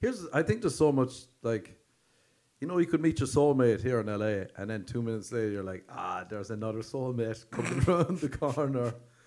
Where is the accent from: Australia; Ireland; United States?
Ireland; when I was growing up in Ireland